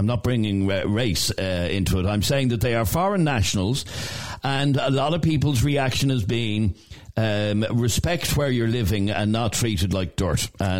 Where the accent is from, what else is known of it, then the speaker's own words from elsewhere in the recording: Romania; English is a second language; now in Dublin, Ireland; I live in Dublin for 3 years now. I'm from Romania